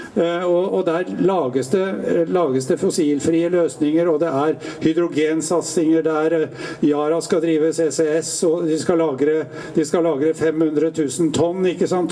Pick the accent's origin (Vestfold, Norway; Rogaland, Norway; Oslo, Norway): Vestfold, Norway; Tjøme; der jeg kommer fra, på Tjøme